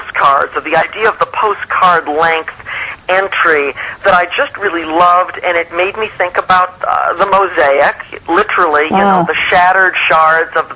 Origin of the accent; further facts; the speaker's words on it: New York City, New York, United States; also born or lived in St. Louis / Geneva / Montpellier / Riverside; now in Los Angeles, United States; I grew up in New York City.